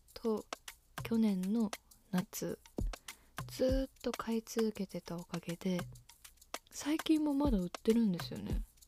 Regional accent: Shizuoka, Japan; 私と同じ静岡市出身

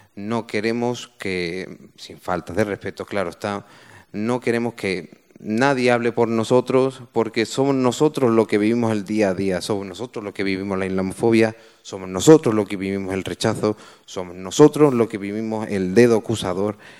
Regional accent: Málaga, Andalusia, Spain; yo soy natural de Málaga, yo soy hijo de migrantes

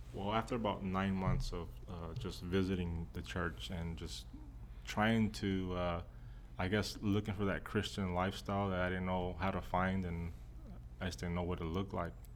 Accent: Texas, United States; I was raised in Texas

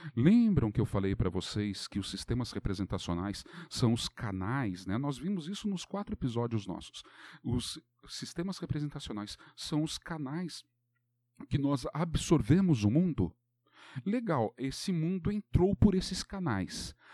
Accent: Brazil; nós brasileiros

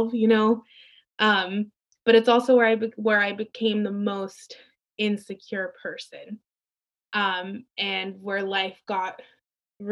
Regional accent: Santa Barbara, California, United States; born or raised there; also born or lived in Mexico

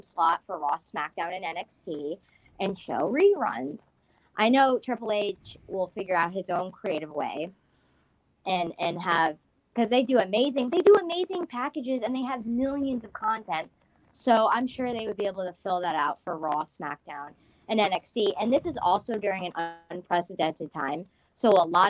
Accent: United States; I'm from America as well

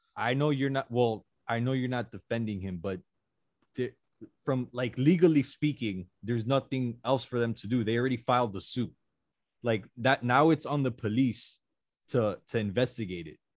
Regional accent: Miami, Florida, United States; we're from Miami

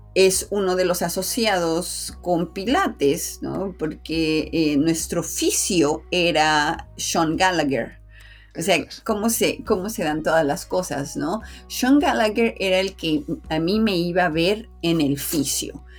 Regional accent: Mexico; aquí en mi país, en México

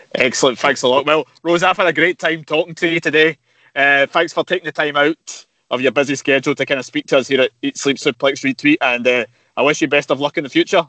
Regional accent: Glasgow, Scotland, United Kingdom; I'm from Glasgow myself

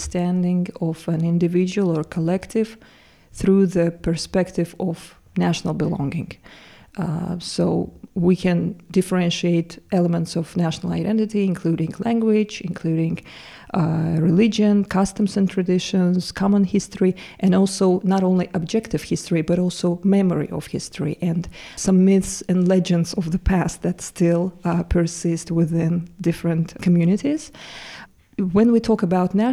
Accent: Baku, Azerbaijan; moved away as an adult; also born or lived in Turkey; now in Jena, Germany; I'm originally from Baku, Azerbaijan, but I've been living in Turkey for the last 7 years.

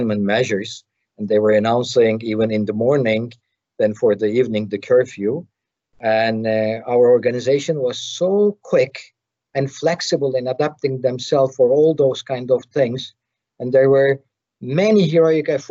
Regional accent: Turkey; I'm coming from Turkey

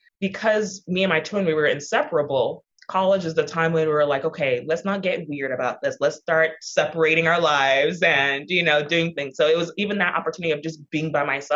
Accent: Houston, Texas, United States; I am the daughter of Nigerian immigrants. I was born and raised in Houston, Texas

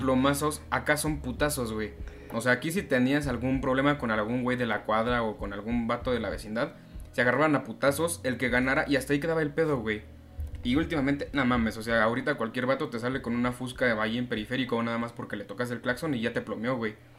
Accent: Mexico

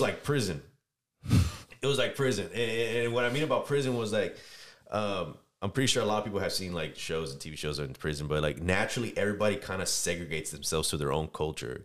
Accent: San Diego, California, United States; I'm originally from San Diego, California

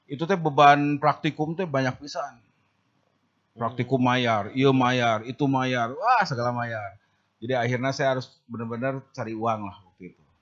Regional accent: Bandung, West Java, Indonesia; born there; Tapi masih Bandung kan? Saya Bandung. Bandung. Lahir di Bandung.

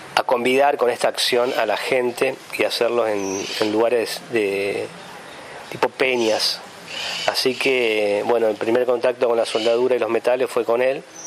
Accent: Santa Rosa, La Pampa, Argentina; vivo en La Pampa, nací en Santa Rosa

